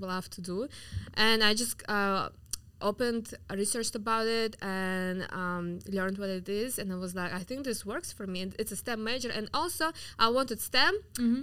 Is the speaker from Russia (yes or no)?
yes; Yakutsk, Sakha Republic, Russia; English is a second language; now in Miami, United States; I'm from Siberia. I'm from mm-hmm. the coldest city in the world called Yakutsk. I'm like native Siberian, so I'm from Russia